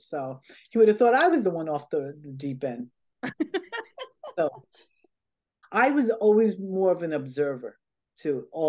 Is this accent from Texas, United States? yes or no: no; New York, United States; this is my hometown.